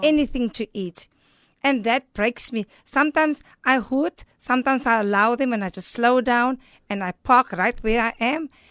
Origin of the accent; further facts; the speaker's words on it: Cape Town, Western Cape, South Africa; I've been born and raised in Elsis River